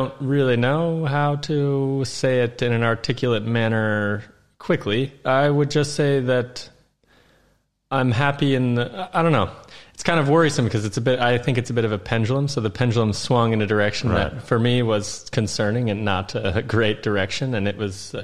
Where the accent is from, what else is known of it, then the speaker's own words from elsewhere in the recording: Iowa, United States; moved away as an adult; now in Hungary; where I grew up in Iowa is pretty different from the majority of Iowa